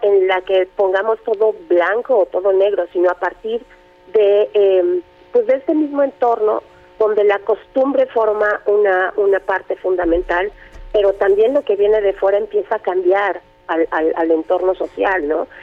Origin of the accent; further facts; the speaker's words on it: Mexico; also born or lived in Sierra Norte de Puebla; como mexicanos